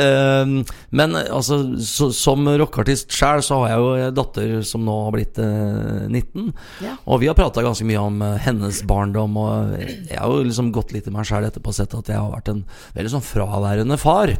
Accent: Sarpsborg, Østfold, Norway; now in Trøndelag, Norway; Født og oppvokst i Sarpsborg, 20 minutter fra Sverige og en drøy time fra Oslo.

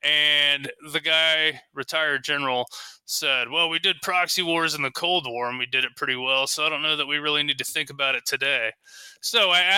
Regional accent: United States; as an American

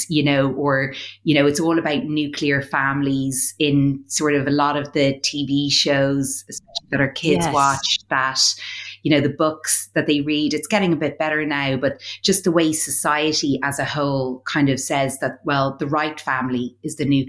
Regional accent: Ireland; We're both from Ireland.

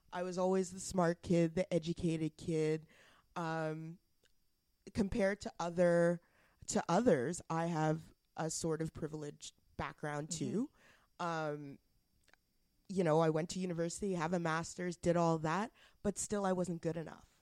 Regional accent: Alberta, Canada; now in Ottawa, Canada; I'm from I'm from Alberta

